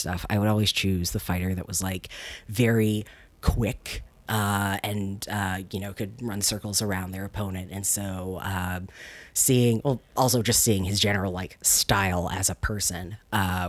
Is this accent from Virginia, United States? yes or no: yes; Chesterfield County, outside Richmond, Virginia, United States; also born or lived in Washington, D.C. area; I grew up in Virginia. I was born in the DC area. And then when I was about 8, we moved down to just outside of Richmond, Chesterfield County.